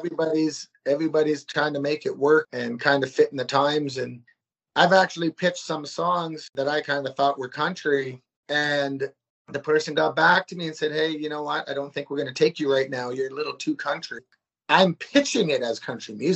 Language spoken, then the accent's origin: English; Saskatchewan, Canada; I'm from Saskatchewan, Canada